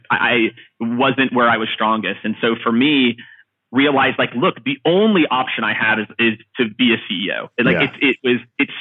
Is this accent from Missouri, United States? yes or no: yes; Kansas City, Missouri, United States; moved away as an adult; also born or lived in Midwest farm / Florida; moved to Kansas City, when I was seven, had a really kind of unique opportunity then to, you know, kind of grow up in more of like an urban city environment